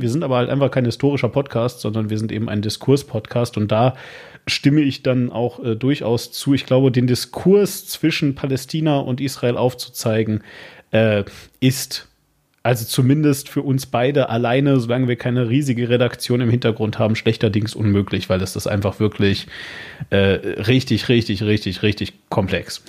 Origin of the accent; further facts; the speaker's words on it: Hagen, North Rhine-Westphalia, Germany; Und ich komme aus der Stadt Hagen.